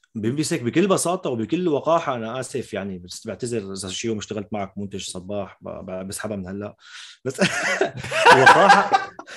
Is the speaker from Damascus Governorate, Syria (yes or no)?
yes; Damascus, Damascus Governorate, Syria; accent: Shami; now in France; انا شامي